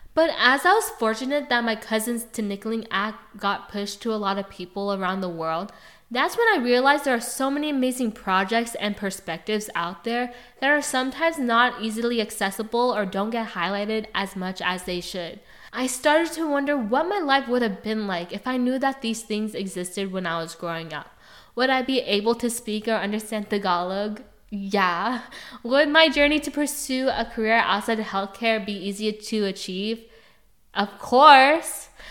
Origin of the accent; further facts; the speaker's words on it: Pleasanton, California, United States; also born or lived in Hayward, California; I was born in Hayward, raised in Pleasanton, California.